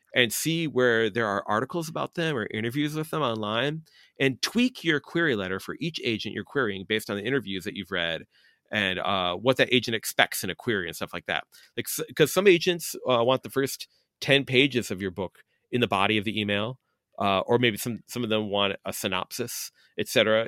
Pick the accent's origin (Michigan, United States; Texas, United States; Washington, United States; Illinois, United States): Illinois, United States; Chicago; I'm a Chicagoan